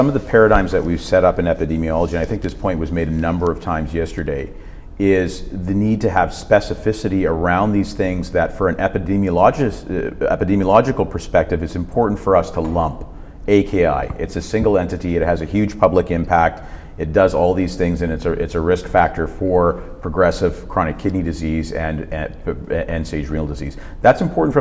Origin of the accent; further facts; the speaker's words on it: Canada; I come from Canada